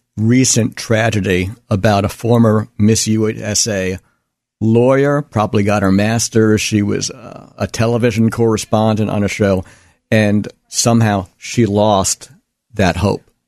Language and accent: English; United States; as an American